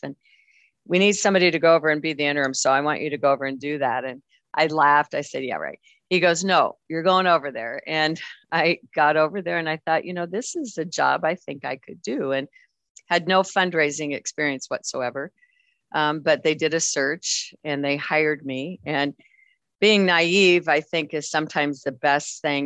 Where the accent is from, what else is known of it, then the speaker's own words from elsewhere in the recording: Wyoming, United States; i'm very very proud of my wyoming heritage